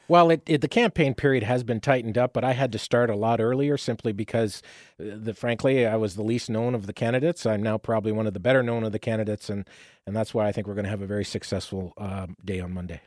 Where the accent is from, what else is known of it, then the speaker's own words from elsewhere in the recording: Windsor, Ontario, Canada; now in London, Canada; growing up in Windsor